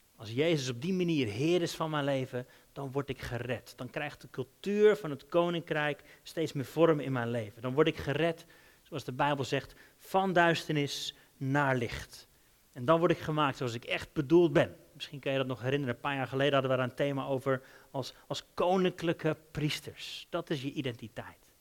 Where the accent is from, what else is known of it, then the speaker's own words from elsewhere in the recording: Netherlands; moved away as an adult; also born or lived in Denmark / England; Wij zijn Hollanders